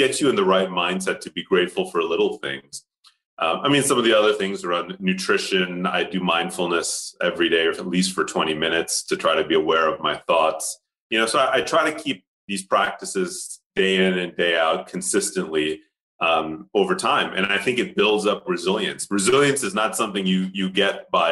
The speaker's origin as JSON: {"language": "English", "town": "Pittsburgh", "region": "Pennsylvania", "country": "United States", "tie": "born or raised there", "first_language": "Tamil", "second_language": "English", "moved": "as an adult", "lives_now": "Switzerland", "said": "My parents started a temple in Pittsburgh. And so we were very closely tied to the Indian community there. I learned Tamil before I learned English from my grandmother."}